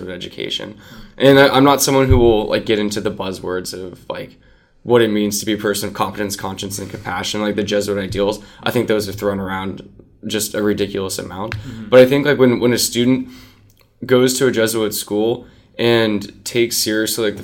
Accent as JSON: {"language": "English", "town": "Phoenix", "region": "Arizona", "country": "United States", "tie": "born or raised there", "said": "I grew up in Phoenix"}